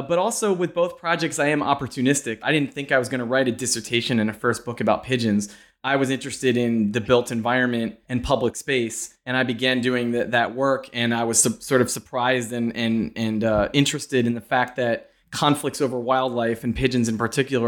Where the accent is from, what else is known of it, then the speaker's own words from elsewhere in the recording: Pennsylvania, United States; I'm from Pennsylvania. And so as it picked up there and I started hearing it being referred to as the Saudi Arabia of natural gas, I was very curious and a bit alarmed about what was happening in my home state.